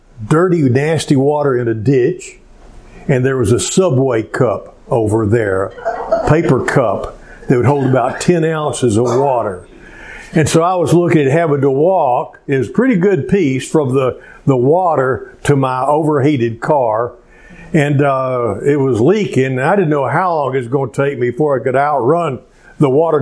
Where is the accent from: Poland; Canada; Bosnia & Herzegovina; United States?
United States; Cleveland, Texas; also born or lived in Spring, Texas; my hometown of Cleveland